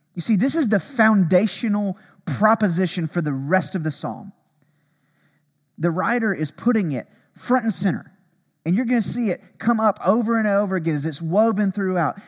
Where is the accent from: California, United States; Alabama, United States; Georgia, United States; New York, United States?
Alabama, United States; growing up in Alabama, tornadoes